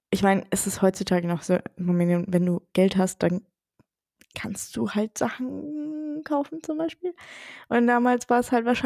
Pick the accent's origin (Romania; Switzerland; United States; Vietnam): Romania; Transylvania; moved away; Siebenbürgen. Oh no. Yay. Ja, da, wo ich herkomme.